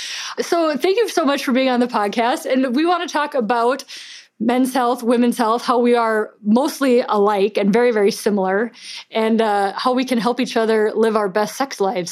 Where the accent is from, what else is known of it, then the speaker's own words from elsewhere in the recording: Minnesota, United States; I'm Minnesotan